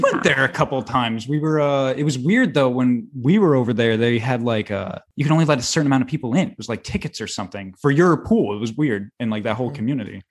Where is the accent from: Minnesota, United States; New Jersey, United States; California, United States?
New Jersey, United States; I'm from New Jersey